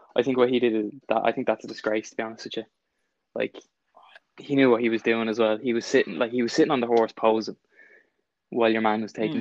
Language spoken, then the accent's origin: English; Ireland; as an Irish person